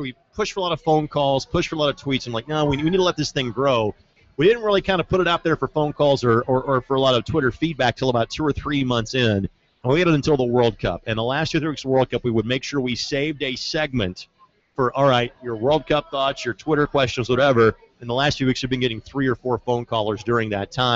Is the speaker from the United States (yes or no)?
yes; Southern Indiana, United States; now in Indianapolis, United States; I'm from Southern Indiana.